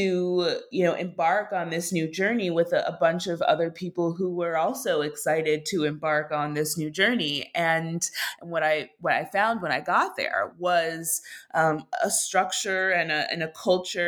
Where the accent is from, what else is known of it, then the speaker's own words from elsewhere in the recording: Minneapolis, Minnesota, United States; moved away as an adult; also born or lived in New York; I grew up in Minneapolis and I was now in New York